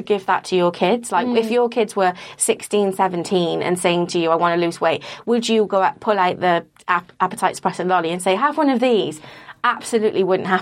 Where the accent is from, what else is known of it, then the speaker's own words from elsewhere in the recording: Wales, United Kingdom; I grew up in Wales